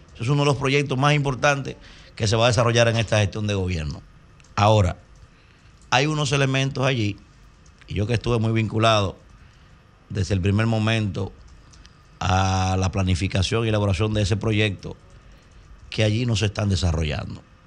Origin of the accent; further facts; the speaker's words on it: Dominican Republic; Como dominicano